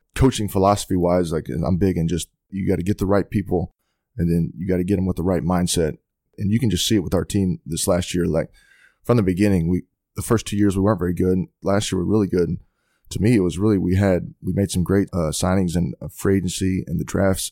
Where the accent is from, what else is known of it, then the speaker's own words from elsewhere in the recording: Haslet, Texas, United States; I grew up in Hazel, Texas, um, outside of Fort Worth.